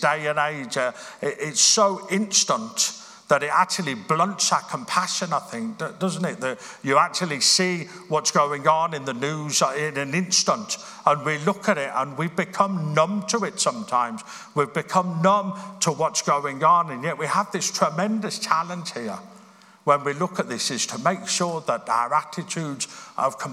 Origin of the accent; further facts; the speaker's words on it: Birmingham, West Midlands, United Kingdom; I grew up in Birmingham.